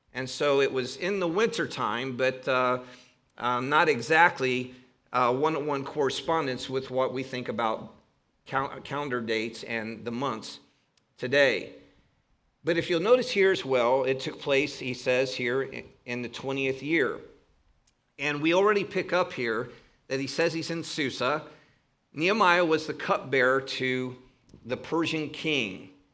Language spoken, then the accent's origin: English; Northern Ohio, United States; accent: Northern Ohio; my Northern Ohio accent